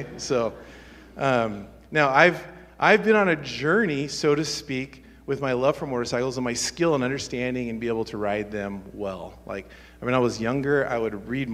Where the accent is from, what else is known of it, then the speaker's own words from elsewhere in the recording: Medford, Oregon, United States; where I grew up in Medford, which is southern Oregon